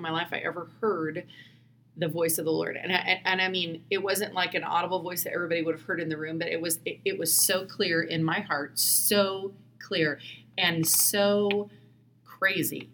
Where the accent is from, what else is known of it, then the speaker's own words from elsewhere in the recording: Indiana, United States; moved away as an adult; also born or lived in Seattle, Washington / Bellingham, Washington; I grew up in Indiana